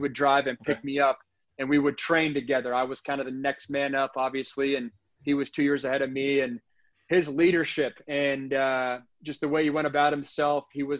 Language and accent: English; West Coast, United States; I was a guy growing up on the West Coast. I grew up watching Matt Leinart, Reggie Bush.